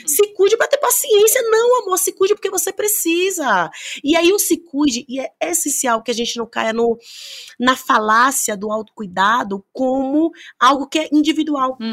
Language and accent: Portuguese; Bahia, Brazil; Eu sou baiana